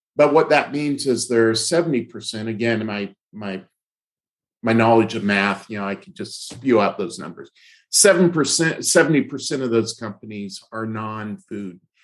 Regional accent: Fresno, California, United States; in my youth uh, in uh, in Fresno, California. I grew up in Fresno

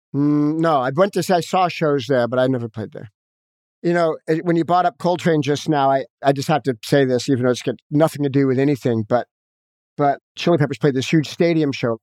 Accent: Los Angeles, California, United States; I grew up in Hollywood with a, a heroin addict, jazz musician parent

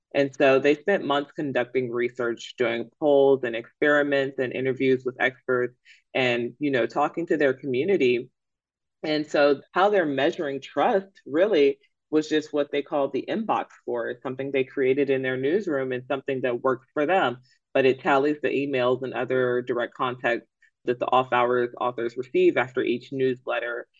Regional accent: Atlanta, Georgia, United States; I am from Atlanta. I am an ATLian

